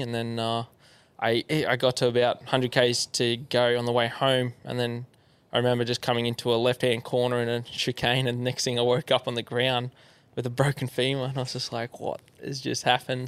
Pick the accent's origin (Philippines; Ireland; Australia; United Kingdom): Australia; Yarra Valley, Victoria; so I grew up in Yarra Valley, just um, yeah, east of Melbourne